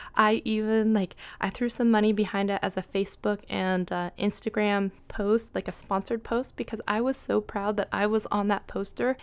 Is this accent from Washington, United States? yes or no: yes; Seattle, Washington, United States; I'm from Seattle